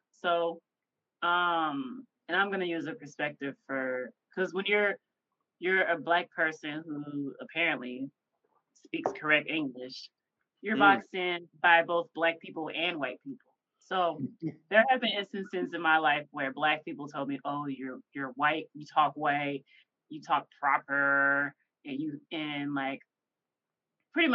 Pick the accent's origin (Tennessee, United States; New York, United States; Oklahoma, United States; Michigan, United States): Tennessee, United States; Memphis; Because I grew up in Memphis, and Memphis is the checking capital for everybody who knows that. And that's a rough ass place to grow up in and not have a typical Memphis accent.